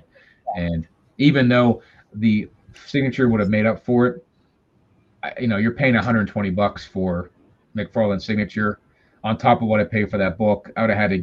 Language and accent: English; Monroeville, Pennsylvania, United States; moved away; there's a show that's been going on in my hometown for a number of years. It's the Steel City Con in Monroeville, Pennsylvania.